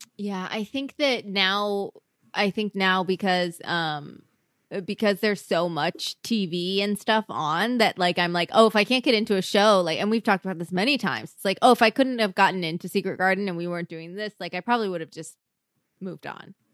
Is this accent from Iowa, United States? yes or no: yes; Iowa, United States; I grew up in Iowa